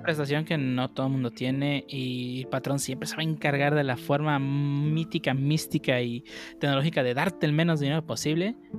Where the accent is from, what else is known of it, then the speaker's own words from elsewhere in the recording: Guerrero, Mexico; moved away; de donde yo soy, de Guerrero